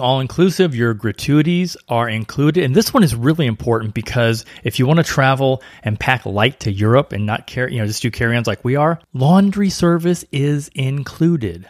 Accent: St. Louis, Missouri, United States; I grew up in Saint Louis

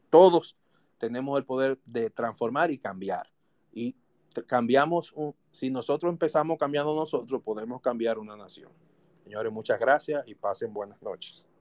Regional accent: Dominican Republic; nosotros somos ciudadanos, somos dominicanos

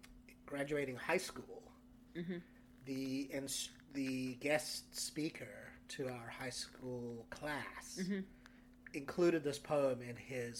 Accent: South Africa; moved away as an adult; now in United States; growing up in Africa

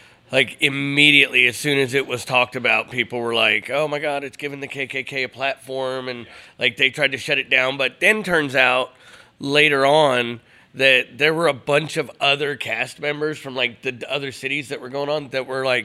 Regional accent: Cleveland, Ohio, United States; moved away; I grew up in Cleveland, Ohio in the mid-90s.

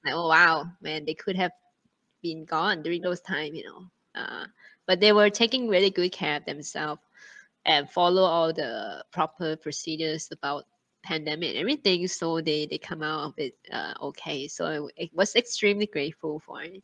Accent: Thailand; moved away as an adult; also born or lived in China; now in Singapore; Thailand is my uh, my home country

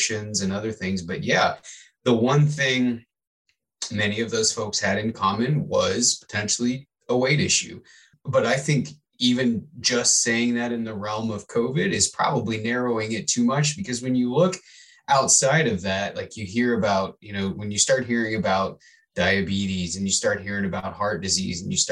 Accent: Midwest, United States; I grew up in the Midwest

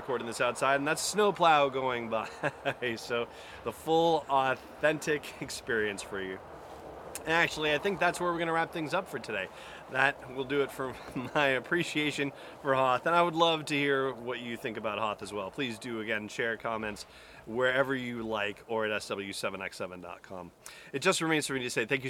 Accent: San Fernando Valley, Southern California, United States; moved away; I grew up in Southern California. I grew up in the San Fernando Valley

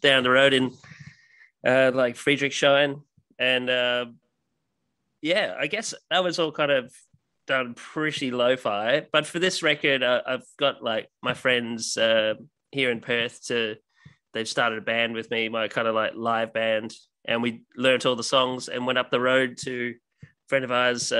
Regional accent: Ireland; now in Australia; being Irish and living in Australia

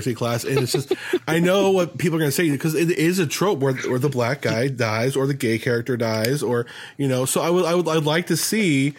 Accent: Las Vegas, Nevada, United States; I grew up in Las Vegas

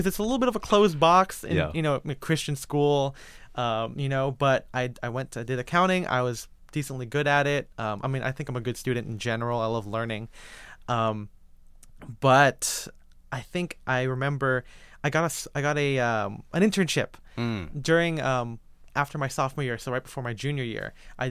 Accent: Philippines; Being a Filipino person, even my Chinese side of my family was born in the Philippines. So I consider myself culturally Filipino.

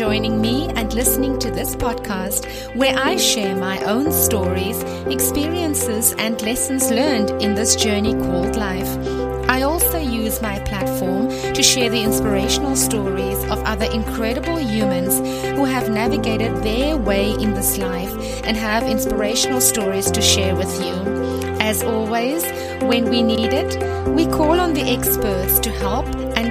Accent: South Africa; I am South African. I was born in a small town into a big family, and I was raised in a religious home

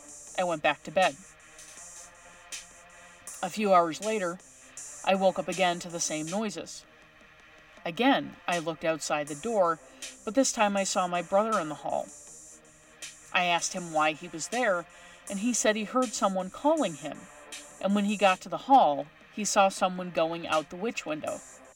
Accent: La Paz, Bolivia; I grew up in La Paz, Bolivia, in a very old house.

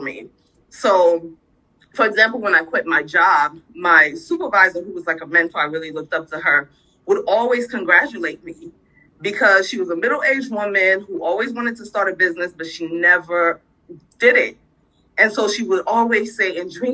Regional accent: New Jersey, United States; also born or lived in Sierra Leone; now in Baltimore, United States; And so I grew up in New Jersey

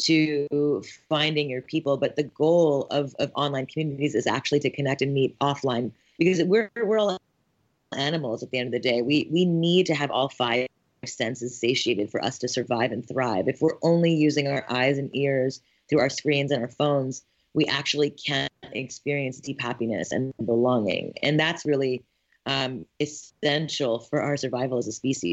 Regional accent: Montreal, Quebec, Canada; moved away as an adult; also born or lived in Ithaca, New York; I'm born and raised in Montreal, Canada

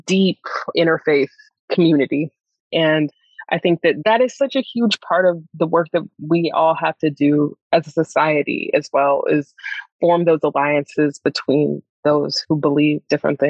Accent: Greensboro, North Carolina, United States; I grew up in Greensboro, North Carolina

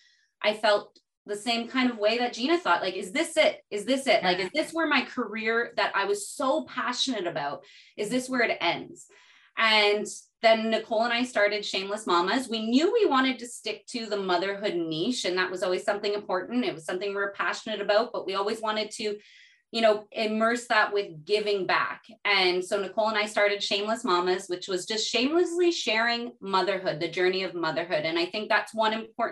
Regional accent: Canada; also born or lived in Burkina Faso; I'm a Canadian mom. I'm a Portuguese Canadian mama.

